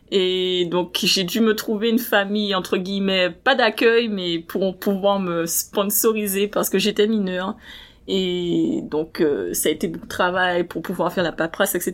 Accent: Marie-Galante, Guadeloupe, France; Alors je suis originaire de la Guadeloupe, donc plus précisément de Marie-Galante.

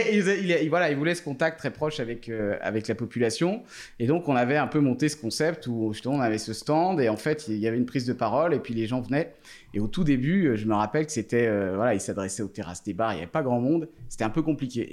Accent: Thonon-les-Bains, Auvergne-Rhône-Alpes, France; je suis né à Tonon donc il y a 34 ans maintenant

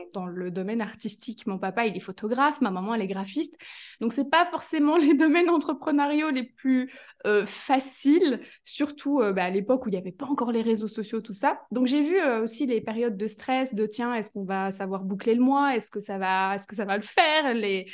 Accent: Belgium; je suis de Belgique

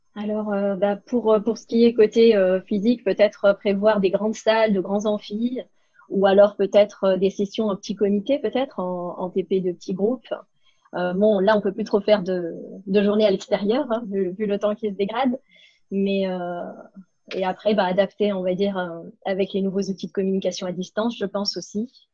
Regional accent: Cannes, Provence-Alpes-Côte d'Azur, France; je suis née et domiciliée à Cannes

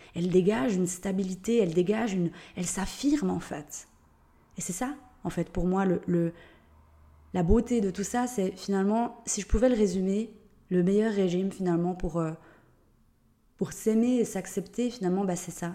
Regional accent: Switzerland; accent: Swiss; Je suis suisse, d'où l'accent

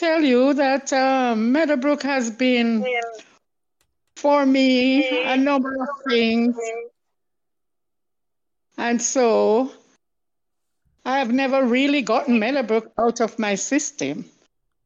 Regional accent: St. Ann, Saint Ann, Jamaica; I'm really a country girl. I am from St. Anne

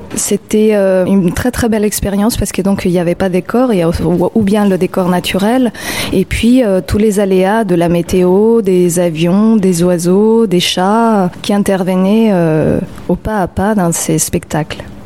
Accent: Mexico City, Mexico; French is a second language; moved away as an adult; now in Montreuil, France; quand j'étais petite à Mexico

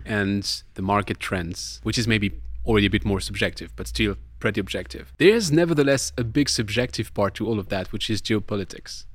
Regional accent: Colmar, Grand Est, France; my hometown is Colmar

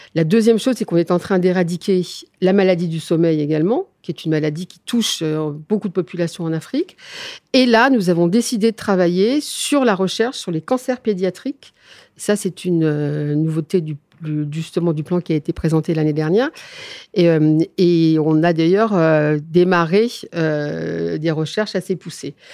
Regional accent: Neufchâteau, Grand Est, France; je suis des Vosgiennes. Je suis très exactement néocastrienne.

